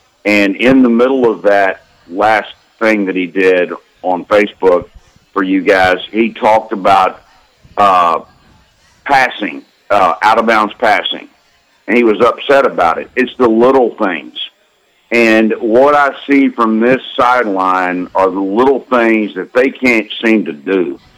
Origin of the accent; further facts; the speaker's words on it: Fayetteville, Arkansas, United States; I grew up in Fayetteville with all the coaches' kids in the 70s and 80s